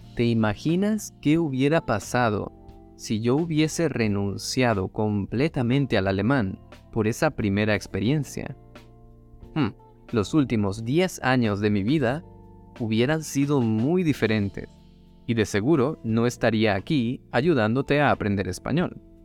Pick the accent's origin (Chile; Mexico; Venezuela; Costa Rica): Venezuela; moved away